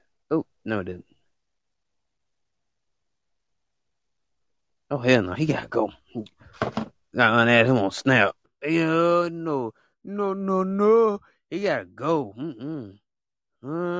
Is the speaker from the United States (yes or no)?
yes; United States; I was born in the United States